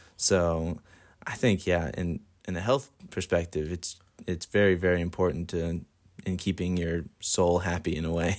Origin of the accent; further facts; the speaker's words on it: Dublin, Leinster, Ireland; also born or lived in Columbus, Georgia; now in Bethel, United States; I am from Dublin, Ireland, but I live in Columbus, Georgia